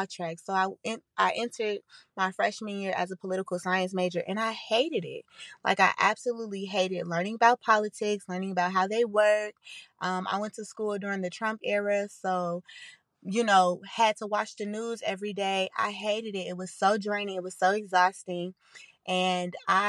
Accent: Chicago, Illinois, United States; accent: country; I'm from the south side of Chicago

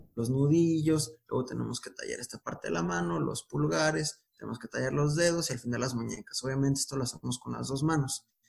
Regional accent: Guadalajara, Jalisco, Mexico; moved away; also born or lived in Baja California; yo soy, yo soy de, de Guadalajara, ahorita yo me encuentro en, en, Baja California

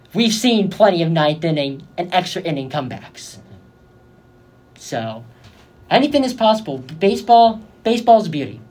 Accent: Bay Area, California, United States; moved away as an adult; now in Arizona, United States; I'm from the Bay Area

